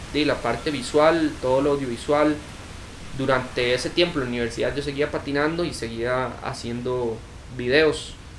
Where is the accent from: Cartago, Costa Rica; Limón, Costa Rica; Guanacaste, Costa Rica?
Cartago, Costa Rica; yo soy de Cartago. Ahí empecé a patinar